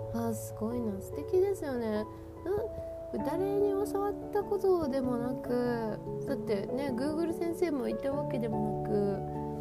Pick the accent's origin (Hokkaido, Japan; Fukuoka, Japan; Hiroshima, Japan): Hokkaido, Japan; 私私ご本人はまあ北海道育ち